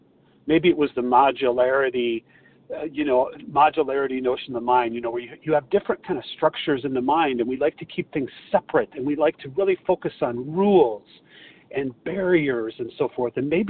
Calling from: Chicago, Illinois, United States; This is …, and I'm recovered today from Chicago.

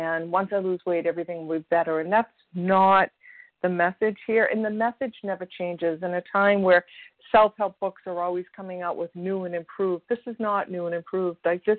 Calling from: Massachusetts, United States; grateful recovered compulsive overeater, and I'm calling from Massachusetts.

